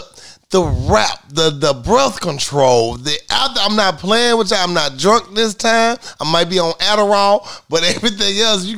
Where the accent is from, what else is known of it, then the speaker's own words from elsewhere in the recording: New York, United States; I'm from New York.